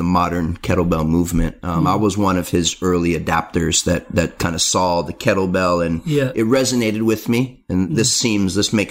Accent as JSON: {"language": "English", "town": "San Diego", "region": "California", "country": "United States", "tie": "born or raised there", "said": "my hometown of San Diego"}